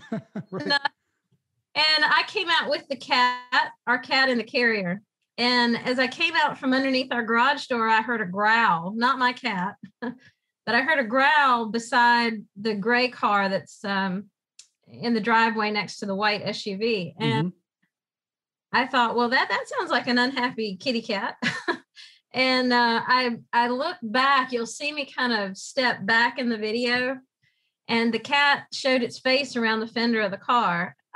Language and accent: English; New Bern, North Carolina, United States; also born or lived in Florida; So I was born in Florida, but can't really claim it other than that's what my birth certificate says. But I came to New Bern when I was in high school.